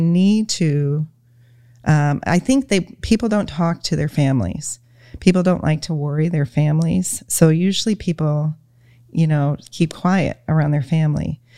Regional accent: Michigan, United States; we're from Michigan. So we're, you know, total Michigan people

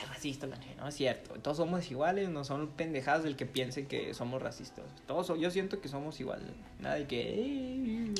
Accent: Mexico; nosotros como mexicanos

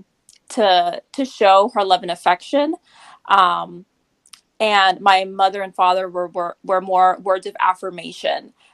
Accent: Alaska, United States; now in Oregon, United States; I am Colombian and Mexican, but I was raised in Alaska

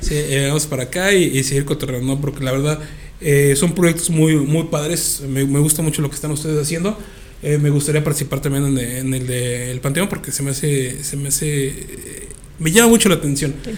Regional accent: Querétaro, Mexico; somos gente chida, somos gente buena onda, somos queretanos

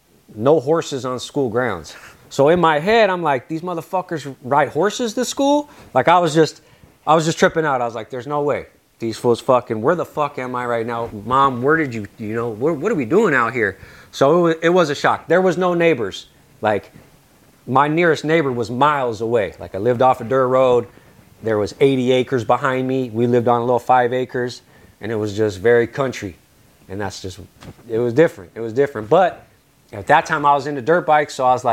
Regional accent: California, United States; moved away; It was fucked up in the sense, like I said, it was a culture shock. I'm coming from California to Kent, which is just normal neighborhoods, shit ton of people.

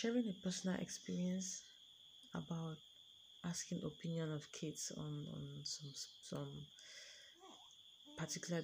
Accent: Cameroon; I'm from Cameroon, a country in Africa

